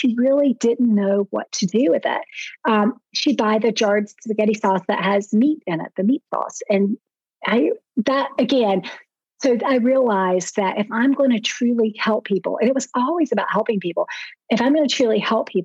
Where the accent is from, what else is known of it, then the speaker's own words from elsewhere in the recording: the South, United States; I'm from the South